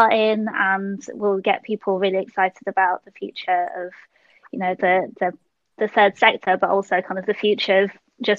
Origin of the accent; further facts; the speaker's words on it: London, United Kingdom; I was born in London, Hammersmith Hospital. And because actually my parents are so precise. I actually originally from Malaysia, so I'm Malaysian Chinese